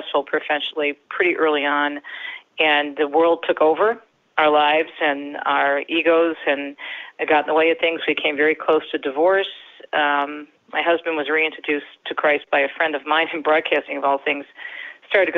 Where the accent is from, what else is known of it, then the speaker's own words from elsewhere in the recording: Detroit, Michigan, United States; also born or lived in Jersey City, New Jersey; I was raised in Michigan, in the Detroit area, where I still live